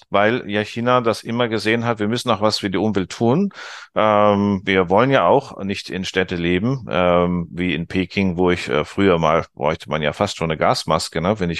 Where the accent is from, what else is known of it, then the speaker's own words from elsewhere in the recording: Germany; wir Deutsche haben im Ausland einen besseren Ruf, als wir uns manchmal selber geben.